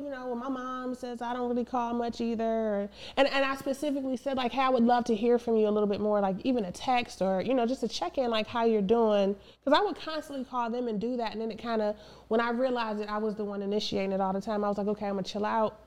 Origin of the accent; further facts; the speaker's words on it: East Cleveland, Ohio, United States; moved away as an adult; we lived in East Cleveland, uh, suburb of Cleveland